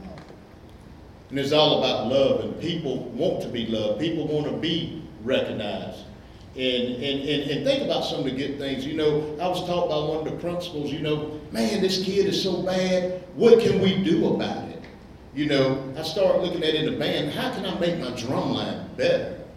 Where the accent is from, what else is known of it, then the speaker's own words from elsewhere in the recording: Elberton, Georgia, United States; I grew up in Elberton as a young guy.